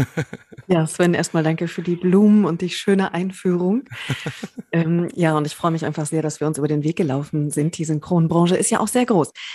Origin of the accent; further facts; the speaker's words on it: Berlin, Germany; als Berlinerin